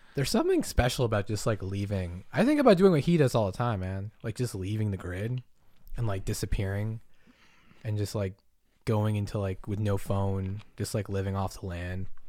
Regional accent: Massachusetts, United States; moved away; I grew up in Massachusetts

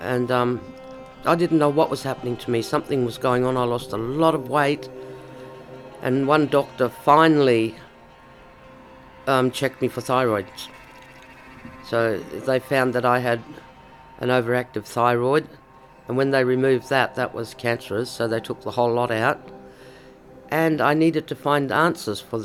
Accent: Koonibba Mission, South Australia, Australia; also born or lived in Ceduna, South Australia; My story actually started on Kuniba Mission. I was born there, delivered by my grandmother, and I grew up my first 10 or 11 years on that mission.

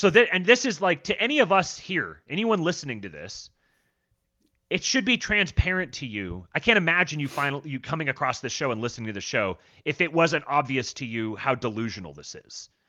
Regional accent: Seattle, Washington, United States; also born or lived in Los Angeles; and I'm from Seattle and L.A. and those are the the the fan groups that I'm around.

